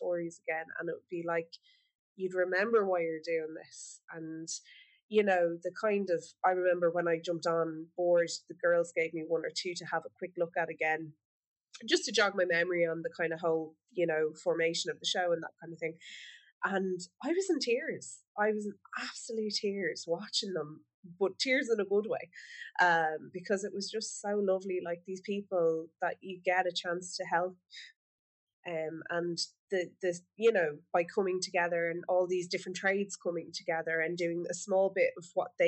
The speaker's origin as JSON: {"language": "English", "country": "Ireland", "said": "us as an Irish nation"}